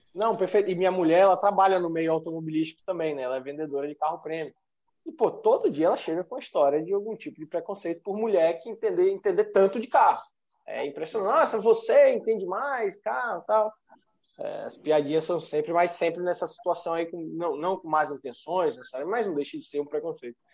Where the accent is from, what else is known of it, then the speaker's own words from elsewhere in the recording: Bahia, Brazil; now in Espírito Santo, Brazil; Eu sou baiano